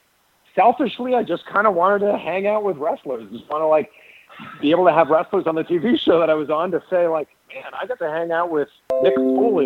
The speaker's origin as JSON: {"language": "English", "town": "Toronto", "region": "Ontario", "country": "Canada", "tie": "born or raised there", "said": "I went to wrestling school in Toronto. That's my hometown."}